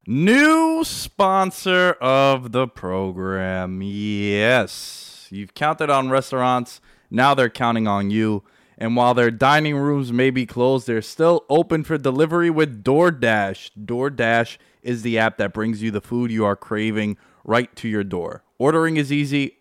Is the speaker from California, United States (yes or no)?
no; New York City, New York, United States; now in Long Island, United States; Born and raised in Queens. I live in Long Island, but I'm a Queens boy at heart.